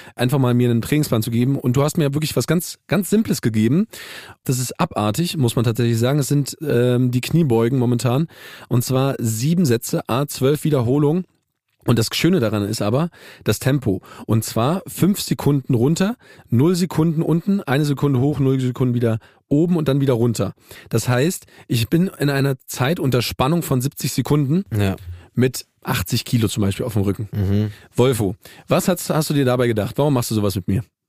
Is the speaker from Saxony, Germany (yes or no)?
yes; Saxony, Germany; ich bin ja in Sachsen groß geworden